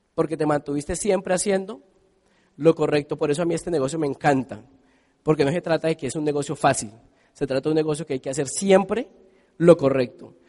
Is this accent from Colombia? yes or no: yes; Colombia